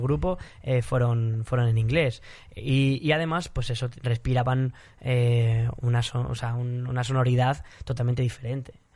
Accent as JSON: {"language": "Spanish", "country": "Spain", "said": "soy español"}